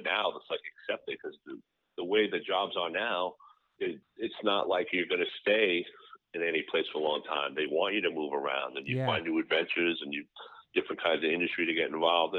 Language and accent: English; New York City, New York, United States; also born or lived in Long Island; Yeah, I was born in Astoria, actually.